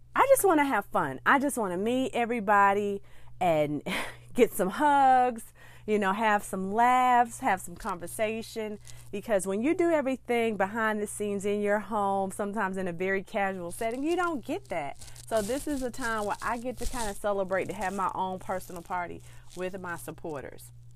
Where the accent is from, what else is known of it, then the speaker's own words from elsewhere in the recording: Birmingham, Alabama, United States; my hometown of Birmingham, Alabama